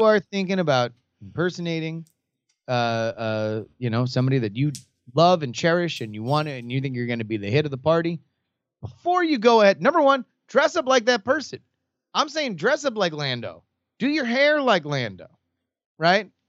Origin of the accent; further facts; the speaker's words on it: South Florida, United States; growing up in South Florida